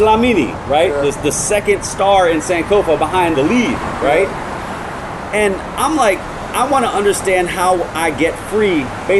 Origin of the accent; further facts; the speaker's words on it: Connecticut, United States; no, Connecticut. Like, really, Connecticut. Like, I am this light skin for a reason.